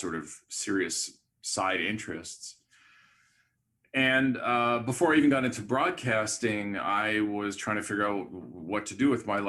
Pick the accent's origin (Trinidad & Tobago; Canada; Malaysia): Canada; Montreal, Quebec; moved away; also born or lived in Vancouver; I grew up in Montreal